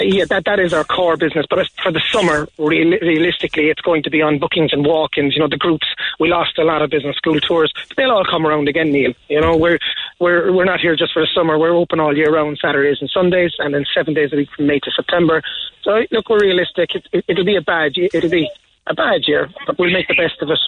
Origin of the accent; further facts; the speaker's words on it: Carrigaline, Munster, Ireland; I'm from Carrigaline